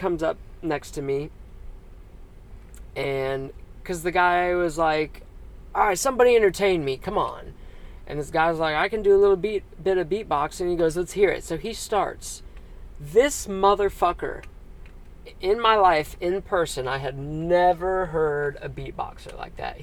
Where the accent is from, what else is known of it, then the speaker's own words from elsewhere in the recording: Dayton, Ohio, United States; I'm from Dayton, Ohio.